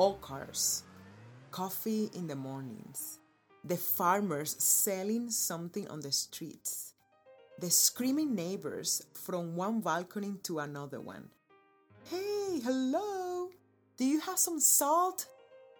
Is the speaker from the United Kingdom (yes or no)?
no; Cuba; born or raised there; now in United States